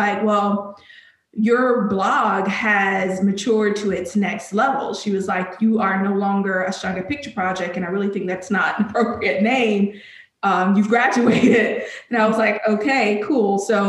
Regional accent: Alabama, United States; now in Charlotte, United States; I'm from Alabama.

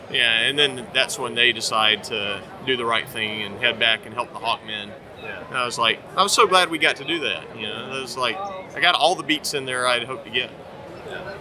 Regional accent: North Carolina, United States; now in Portland, United States; I am from North Carolina, and it's really hot there

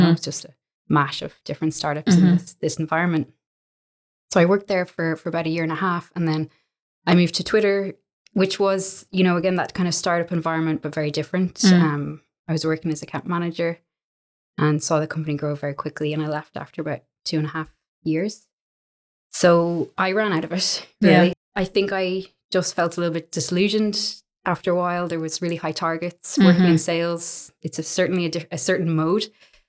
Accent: Ireland; also born or lived in Jeddah, Saudi Arabia; So I'm from Ireland. I grew up in Jeddah in the Middle East for the bulk of my schooling.

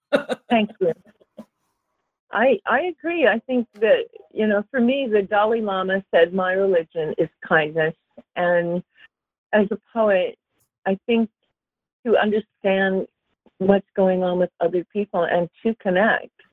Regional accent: Los Angeles, California, United States; also born or lived in Europe; I grew up in LA. I grew up in Topanga. Uh, I'm a valley girl

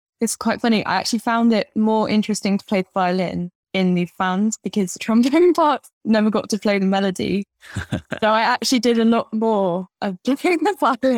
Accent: Lincoln, East Midlands, United Kingdom; moved away as an adult; also born or lived in Johannesburg, South Africa; now in London, United Kingdom; I grew up in Lincoln, and then moved to London about 10 years ago

